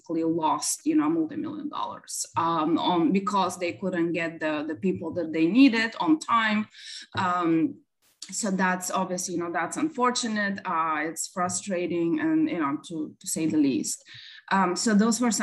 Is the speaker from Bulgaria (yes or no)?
yes; Bulgaria; now in Dallas, United States; originally I'm from Bulgaria. I moved to the United States back in 1999